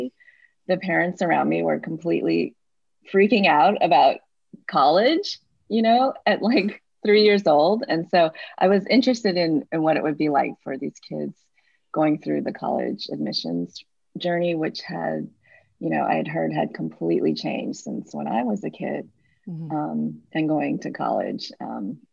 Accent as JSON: {"language": "English", "region": "Midwest", "country": "United States", "tie": "born or raised there", "moved": "yes", "lives_now": "San Francisco, United States", "said": "I'm not from San Francisco. I actually grew up in the Midwest in a place very different from San Francisco"}